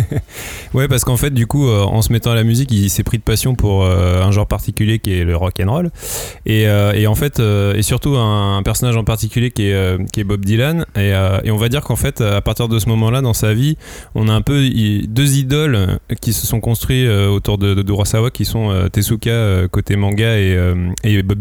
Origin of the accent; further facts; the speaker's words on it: France; Ouais, et que du coup, nous, en tant que Français, on ne découvre qu'aujourd'hui